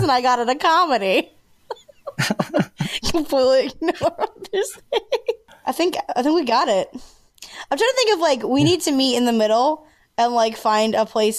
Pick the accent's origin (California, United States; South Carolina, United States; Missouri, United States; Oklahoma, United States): South Carolina, United States; Sumter; now in Columbia, United States; that's in Sumter. That's in my hometown